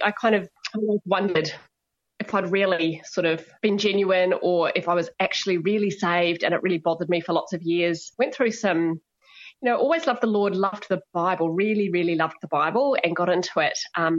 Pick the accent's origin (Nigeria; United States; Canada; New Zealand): New Zealand; born there; So I was born in New Zealand, but nobody else in the family was.